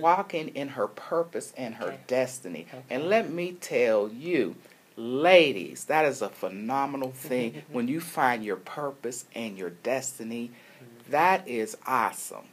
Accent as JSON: {"language": "English", "town": "Pittsburgh", "region": "Pennsylvania", "country": "United States", "tie": "born or raised there", "moved": "yes", "said": "Pittsburgh, which is my hometown"}